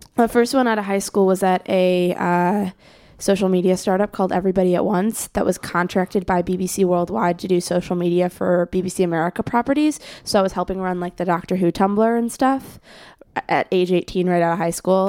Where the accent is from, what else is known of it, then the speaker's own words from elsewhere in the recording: Skokie, Illinois, United States; moved away; my house in Skokie